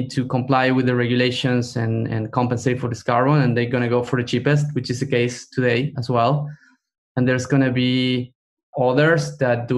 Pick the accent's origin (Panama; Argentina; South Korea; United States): Argentina; moved away; I come from Argentina.